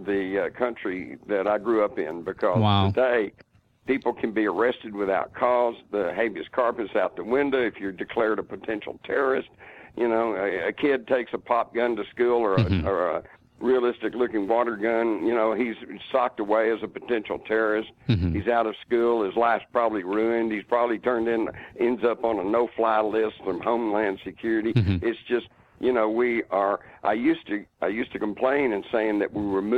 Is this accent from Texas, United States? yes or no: yes; Texas, United States; as a Texan at the time